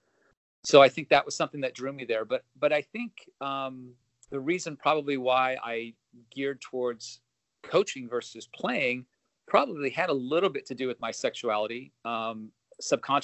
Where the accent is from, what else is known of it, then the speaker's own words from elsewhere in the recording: Los Angeles, California, United States; also born or lived in Oregon; Grew up in Southern California in the San Fernando Valley, Woodland Hills